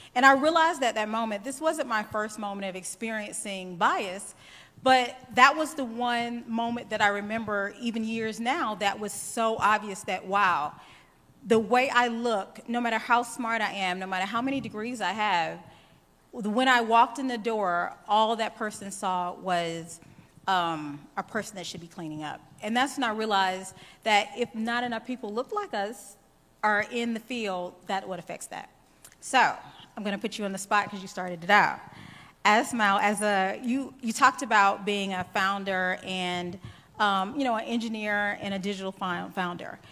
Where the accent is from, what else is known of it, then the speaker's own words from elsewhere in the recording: the South, United States; accent: drawl; now in Atlanta, United States; I am from the South. I live in Atlanta, so I'm on East Coast time. And yes, you've probably heard my drawl.